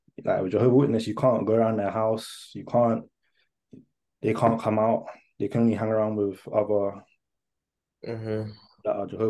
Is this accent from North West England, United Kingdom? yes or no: no; Hertfordshire, East of England, United Kingdom; also born or lived in Tottenham, London; I was born in North London, Tottenham, and then I moved to Hertfordshire. Probably year four, yeah, year four, basically year four